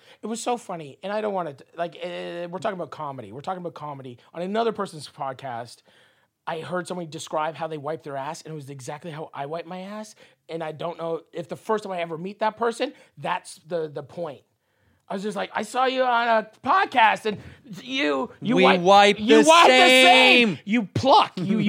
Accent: Toronto, Ontario, Canada; I'm from Toronto.

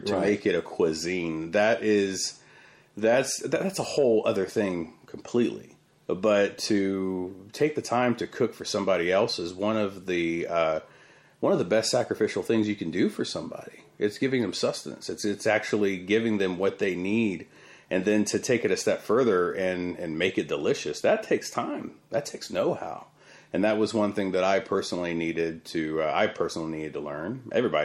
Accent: San Antonio, Texas, United States; I was raised here in South Texas, and we had a family farm out in Yoakum

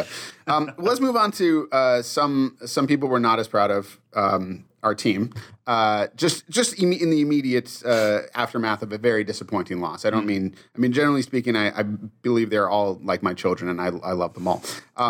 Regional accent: Massachusetts, United States; I did not when I was growing up. When I was a kid, I liked it to either be snowy and picturesque. I grew up in Massachusetts

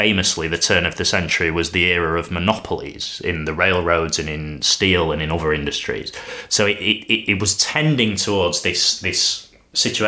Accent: Sheffield, Yorkshire and the Humber, United Kingdom; my hometown of Sheffield

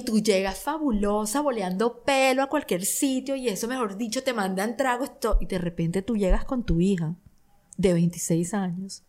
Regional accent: Barranquilla, Atlántico, Colombia; Barranquilla, de donde yo soy

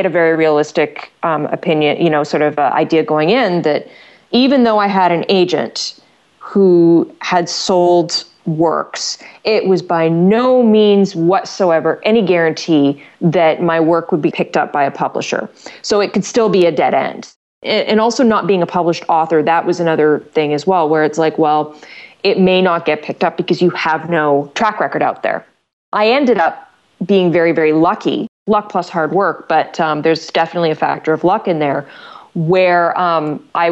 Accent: Canada; I'm Canadian

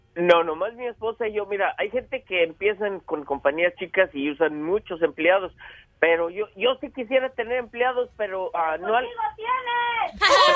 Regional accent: La Purísima, Jalisco, Mexico; moved away as an adult; now in United States

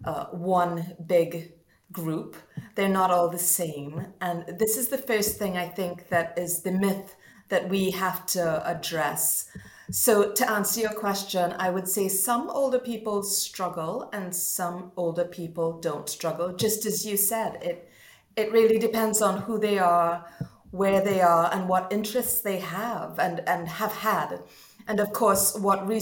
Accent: Trinidad & Tobago; moved away as an adult; now in Nottingham, United Kingdom; I'm originally from Trinidad and Tobago

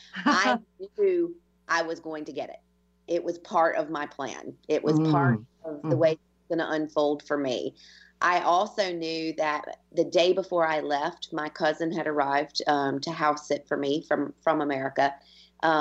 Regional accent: United States; now in Ireland; I've been Irish, been in Ireland for 20 years, and I'm as Irish as they come at this stage, but I am also American.

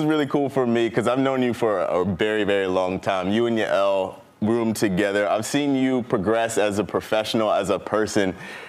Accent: North Carolina, United States; I'm from North Carolina.

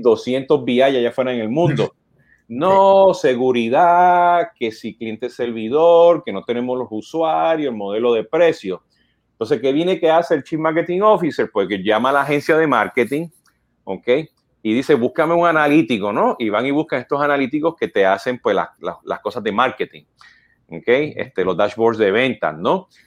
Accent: Puerto Rico

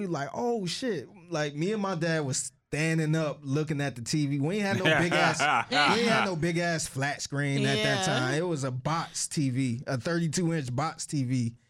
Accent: Cleveland, Ohio, United States; hey, you from Cleveland? I'm from Cleveland too.

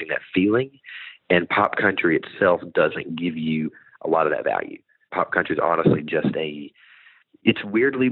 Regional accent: Bentonville, Arkansas, United States; moved away as an adult; now in Nashville, United States; I'm originally from Bentonville, Arkansas, which is the home of Walmart

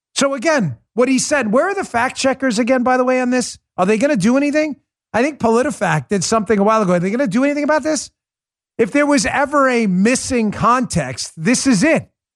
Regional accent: New York City, New York, United States; growing up in Queens.

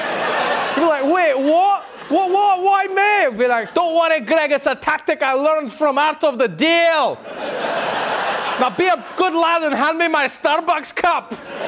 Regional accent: South Africa; And I remember, like, seeing that as a South African, and I was like, wow, this is a little excessive.

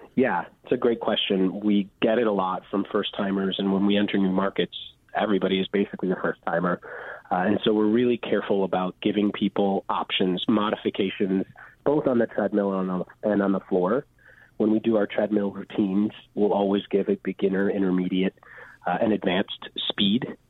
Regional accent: Chicago, Illinois, United States; I'm actually born and raised in Chicago

